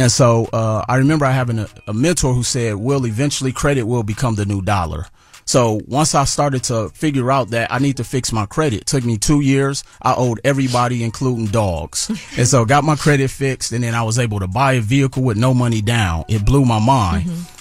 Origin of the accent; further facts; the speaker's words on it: Milwaukee, Wisconsin, United States; I'm originally from Milwaukee, Wisconsin